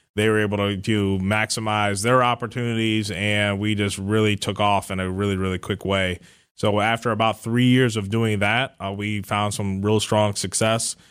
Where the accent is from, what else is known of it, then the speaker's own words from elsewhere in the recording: Cleveland, Ohio, United States; moved away as an adult; now in Milwaukee, United States; I'm originally from the Cleveland area, but I recently relocated to Milwaukee.